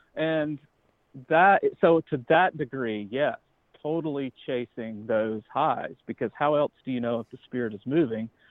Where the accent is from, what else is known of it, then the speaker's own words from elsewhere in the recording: Georgia, United States; I grew up in Georgia